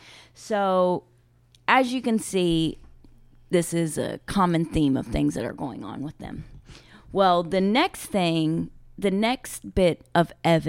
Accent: Ashland, Kentucky, United States; my hometown in Ashland.

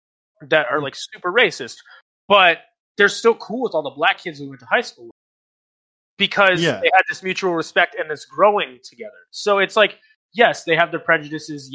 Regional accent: Virginia, United States; I grew up in Virginia

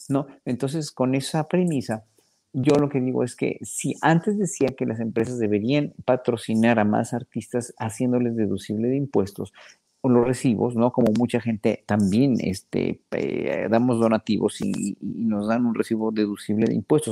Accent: Mexico; nos pagaban a los solistas mexicanos

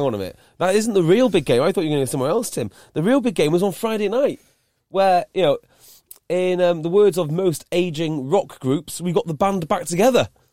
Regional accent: Welsh, Wales, United Kingdom; I'm Welsh

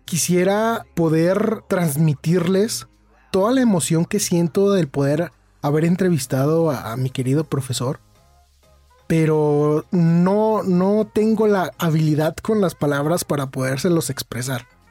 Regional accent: Mexico; also born or lived in Irapuato, Guanajuato; yo soy de México

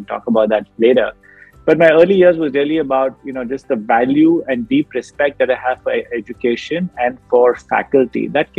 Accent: Chennai, Tamil Nadu, India; I grew up in a South Indian family. I grew up in Chennai.

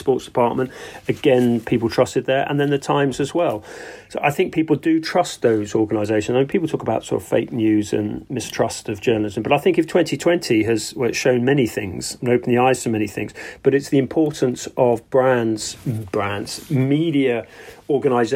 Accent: London, United Kingdom; I grew up in Hampstead

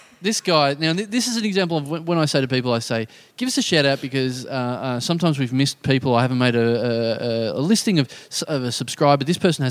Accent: Maribor, Drava, Slovenia; I'm from Maribor. I was 8 and drunk.

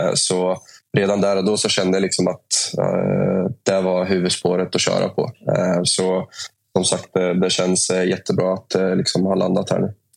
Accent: Norrköping, Östergötland, Sweden; moved away as an adult; also born or lived in Gdańsk, Poland / Uppsala; när jag flyttade från Norrköping för första gången i mitt liv. Jag har liksom bott där hela livet.

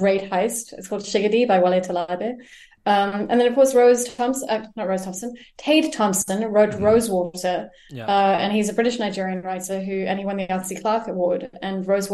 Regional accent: South Africa

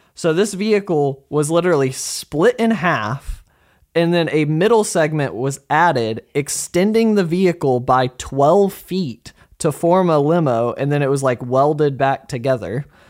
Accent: Arkansas, United States; we're from Arkansas

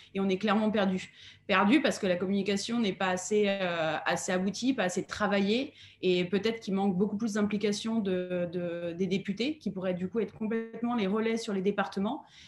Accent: France; en tant que Français

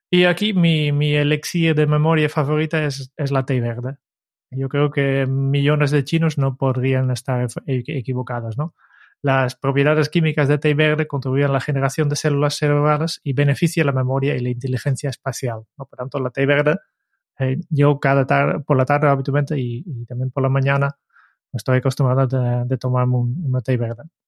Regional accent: Netherlands; moved away; soy holandés

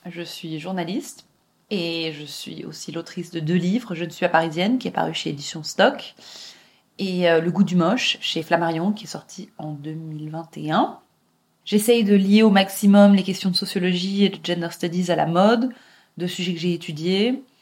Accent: England, United Kingdom; parle ni yiddish ni hébreu convenablement, et j'ai grandi en Angleterre euh, à moitié, et c'est plein d'autres parcours qui sont passés par là

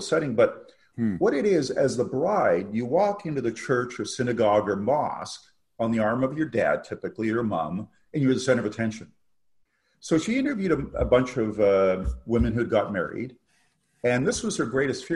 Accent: Canada; also born or lived in England; as a Canadian

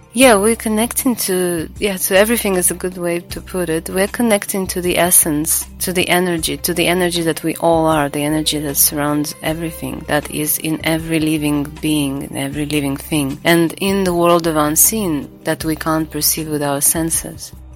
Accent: Latvia; now in Bali, Indonesia; I was born in Latvia. I do not live there since uh, a long while. I live in Bali

